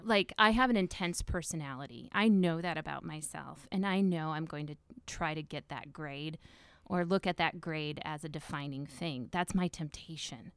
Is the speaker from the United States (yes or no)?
yes; Northwest Iowa, United States; I grew up in Northwest Iowa